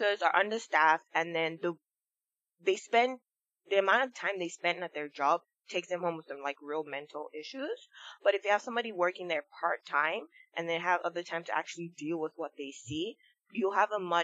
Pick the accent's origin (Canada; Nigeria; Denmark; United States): Nigeria; I grew up in Nigeria